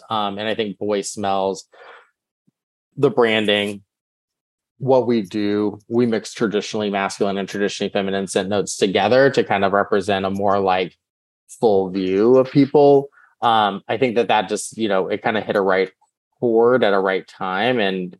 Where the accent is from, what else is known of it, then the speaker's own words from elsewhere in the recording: Texas, United States; I think when you grow up queer, I grew up in Texas, like you're finding like your personality